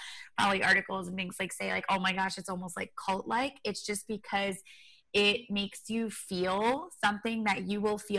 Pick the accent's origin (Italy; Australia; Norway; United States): United States; Rhode Island; moved away as an adult; also born or lived in Los Angeles / Boston; I grew up in Rhode Island